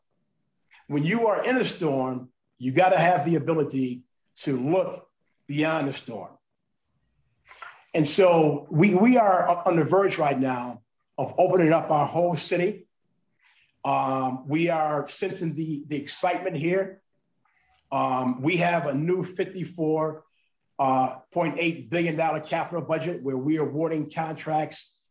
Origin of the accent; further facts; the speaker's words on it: Chicago, Illinois, United States; moved away as an adult; also born or lived in Harlem, New York; now in New York, United States; grew up in Woodlawn in Chicago